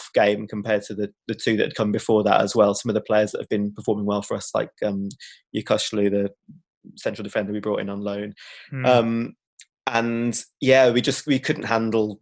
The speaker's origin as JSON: {"language": "English", "town": "Birmingham", "region": "West Midlands", "country": "United Kingdom", "said": "I'm not from West Bromwich originally, and I'm from Erdington, just north of Spaghetti Junction"}